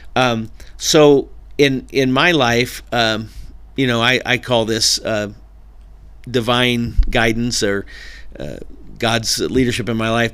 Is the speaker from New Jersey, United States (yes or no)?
no; Burbank, California, United States; I was born in Burbank, California, uh, in nineteen sixty-six